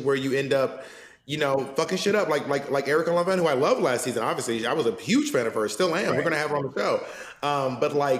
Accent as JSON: {"language": "English", "region": "the South", "country": "United States", "accent": "Southern", "said": "I have a Southern accent"}